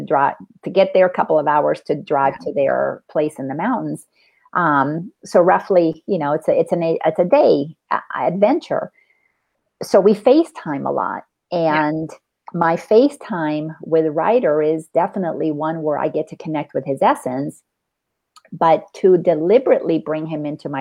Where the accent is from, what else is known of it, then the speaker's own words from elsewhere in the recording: Dominican Republic; moved away; growing up in the Dominican Republic and being Latin